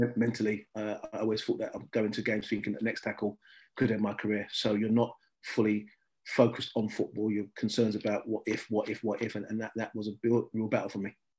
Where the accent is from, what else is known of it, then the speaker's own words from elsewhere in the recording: London, United Kingdom; I come from Southeast London, which is right behind the old Den